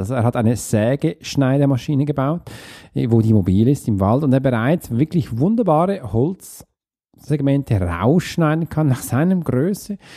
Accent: Switzerland; für mich als Schweizer

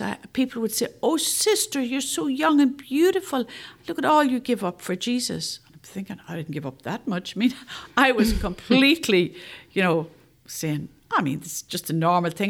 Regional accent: Northern Ireland, United Kingdom; moved away; I'm from Northern Ireland

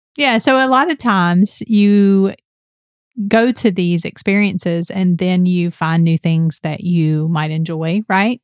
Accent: Atlanta, Georgia, United States; we're from Georgia, we're from Atlanta

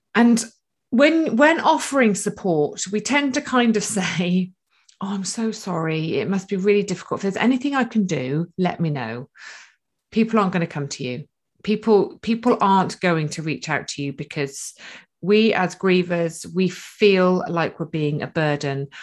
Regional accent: United Kingdom; we're typically British

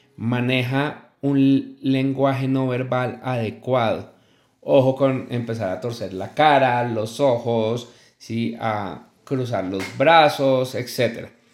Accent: Colombia; una empresa muy muy importante en mi país Colombia

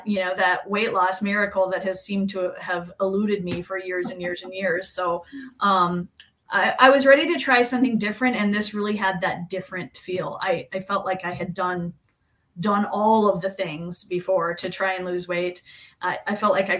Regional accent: Kansas, United States; moved away as an adult; now in Minnesota, United States; I grew up in Kansas in a really small town, about 650 people.

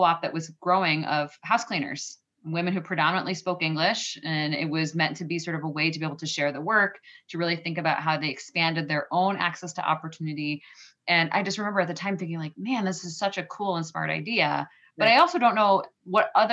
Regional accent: Western New York, United States; I grew up in Western New York

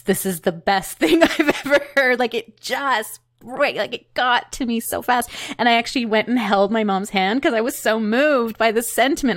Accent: Peterborough, Ontario, Canada; also born or lived in Curve Lake Reserve; now in Toronto, Canada; Peterborough, Ontario. My family lived on Curve Lake Reserve at the time

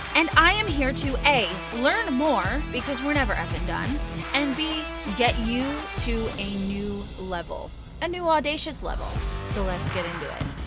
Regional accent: New York City, New York, United States; my hometown of Brooklyn

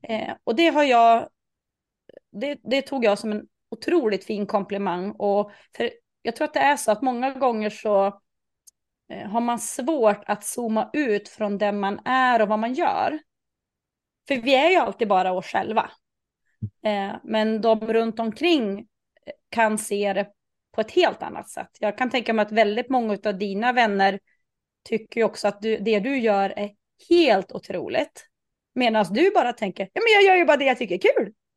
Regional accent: Norrland, Sweden; jag är ju jag är norrlänning

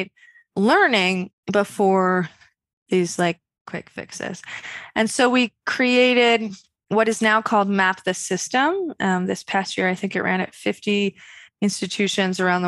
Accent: Westchester, New York, United States; I'm a woman from Westchester, New York.

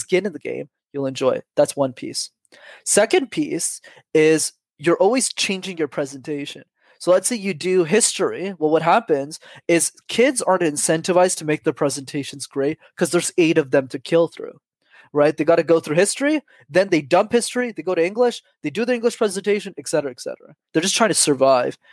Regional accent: Montreal, Quebec, Canada; I grew up in Montreal.

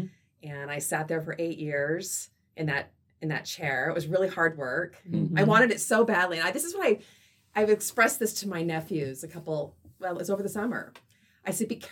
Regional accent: Silver Valley, Idaho, United States; also born or lived in Sault Ste. Marie, Michigan; I'm a Silver Valley girl, but I was born in Sault Ste. Marie, Michigan

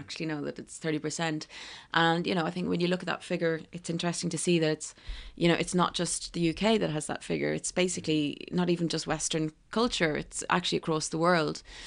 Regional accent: County Kildare, Ireland; moved away as an adult; also born or lived in Dublin / New York, United States; now in London, United Kingdom; I'm from Dublin, um, well, actually Kildare

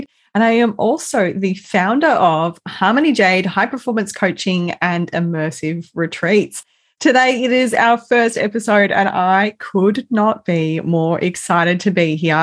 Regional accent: Melbourne, Victoria, Australia; now in Perth, Australia; grew up in a family home with a large family in Melbourne. So I'm originally from Melbourne and I now live in Perth

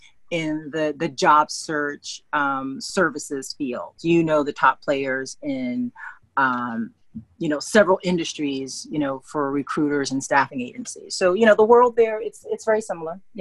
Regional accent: New York City, New York, United States; my Black experience is being raised in New York City

